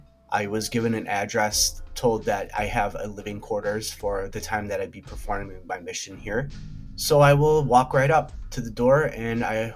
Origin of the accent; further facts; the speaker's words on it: Augsburg, Bavaria, Germany; I am from Augsburg.